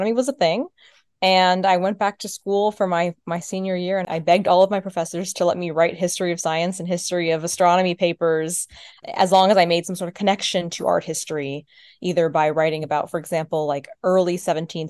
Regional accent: Florida, United States; I'm from Florida.

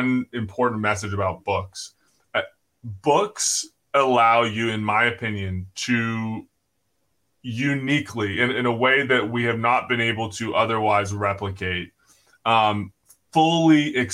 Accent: United States; we're American

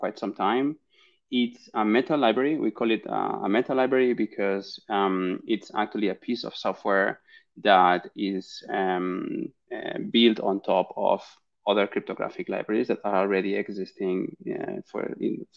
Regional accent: Barcelona, Catalonia, Spain; I'm originally from Barcelona in Spain

